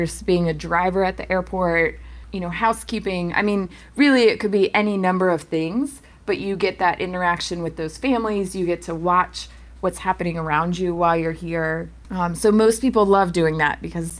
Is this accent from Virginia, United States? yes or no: yes; Virginia, United States; now in Maine, United States; I'm from Virginia. Things don't freeze well enough down there